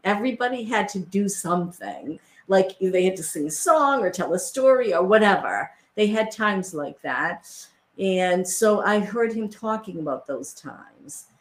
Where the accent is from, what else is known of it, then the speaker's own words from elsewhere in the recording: Worcester, Massachusetts, United States; where I grew up in Worcester, Massachusetts